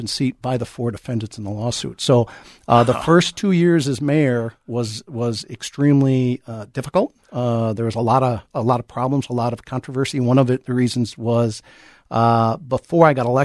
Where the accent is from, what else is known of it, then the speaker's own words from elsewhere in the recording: Chanhassen, Minnesota, United States; I was born and raised in Carver County, okay. In Chanhassen